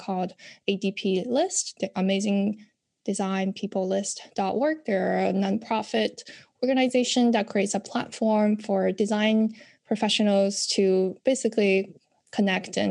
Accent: China; moved away as an adult; now in United States; when I grew up in China

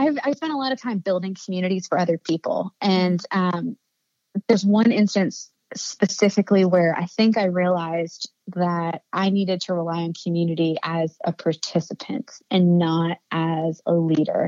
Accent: Annapolis, Maryland, United States; I've seen business owners doing that in my hometown

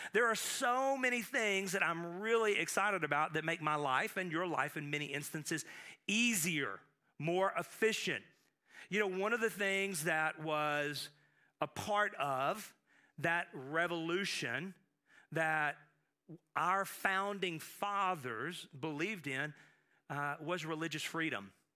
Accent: United States; I am proud that I am an American. I thank the Lord that I'm, I was born here

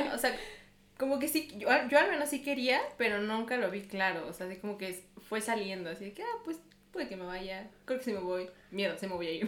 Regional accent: Mexico; moved away as an adult; now in Munich, Germany; Vengo de México

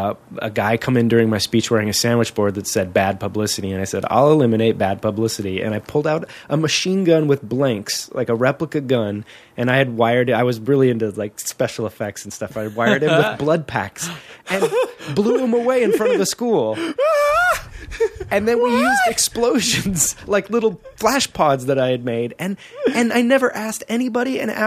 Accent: Whittier, California, United States; I was born and raised in Southern California in Whittier, Lucerna High.

